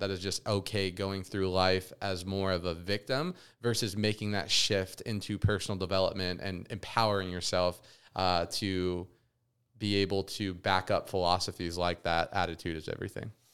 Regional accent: Las Vegas, Nevada, United States; growing up in Vegas, I got very consumed in, you know, Sin City

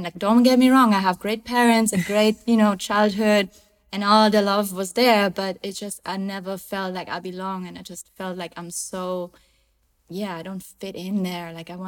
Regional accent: close to Munich, Bavaria, Germany; now in Cabarete, Dominican Republic; So I was born and raised in Germany, in the south of Germany, close to Munich

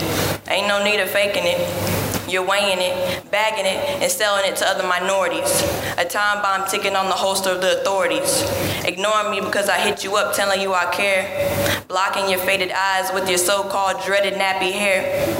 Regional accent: Goldsboro, North Carolina, United States; Goldsboro. Near Raleigh.

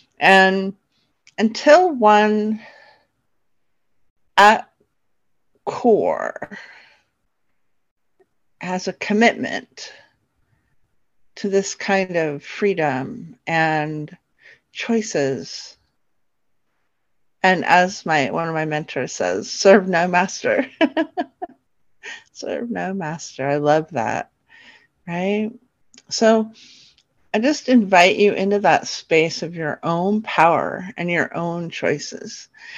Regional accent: New York, United States; also born or lived in California; then kind of shifted down into New York. And that's where I lived when I was a little girl, although I was born in California. And then we moved back to New York, where I got to be around lots of genetic family.

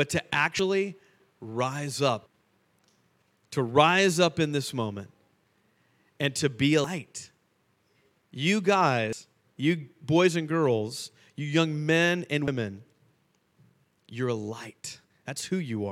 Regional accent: Fort Lauderdale, Florida, United States; moved away as an adult; now in Charlotte, United States; we're both from Fort Lauderdale, both born and raised

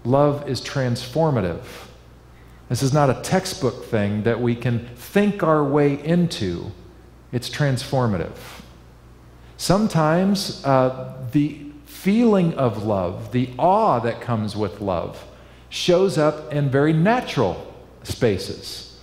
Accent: Kansas, United States; now in Northern California, United States; I grew up in Kansas

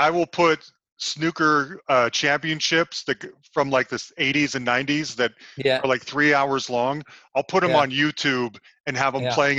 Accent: Salt Lake City, Utah, United States; moved away; I'm originally from Salt Lake City, Utah.

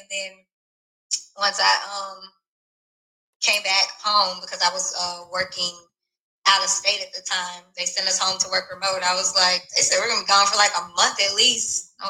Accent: Baton Rouge, Louisiana, United States; I say we're both from Baton Rouge, but I'm a military baby.

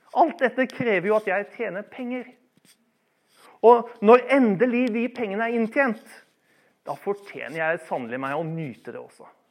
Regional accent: Bærum, Akershus, Norway; Jeg vokste opp i Bærum eh, i mine ungdomstider

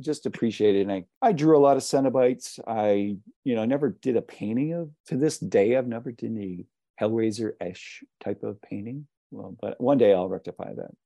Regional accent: Pittsburgh, Pennsylvania, United States; I'm from Pittsburgh

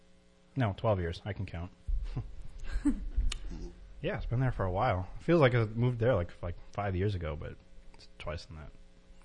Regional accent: Connecticut, United States; No. Well, I live in Massachusetts, but I'm from Connecticut. I'm originally from Connecticut.

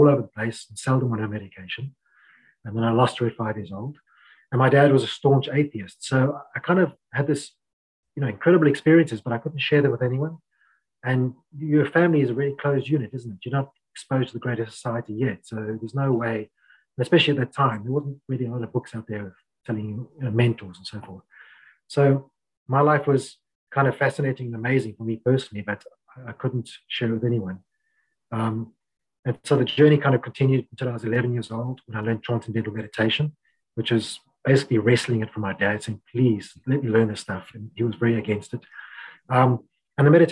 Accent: Cape Town, Western Cape, South Africa; I grew up in Cape Town, a little bit different to Johannesburg

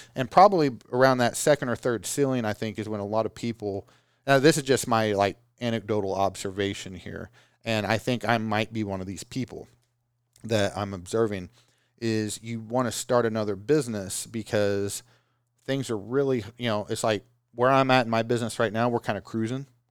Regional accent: Oklahoma, United States; I'm from Oklahoma

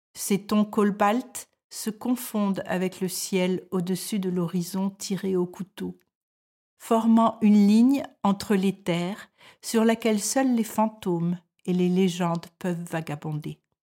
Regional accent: France; moved away as an adult; now in Denmark

